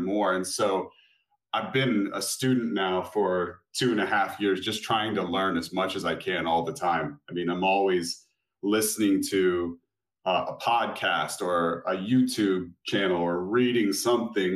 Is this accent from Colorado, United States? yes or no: no; Florida, United States; I live in Florida. I'm from Florida